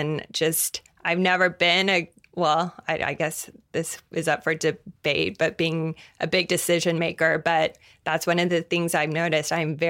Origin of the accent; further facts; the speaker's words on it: Tulsa, Oklahoma, United States; so I grew up in Tulsa, Oklahoma, and I'm Jewish, and there were 5 Jewish people in my high school.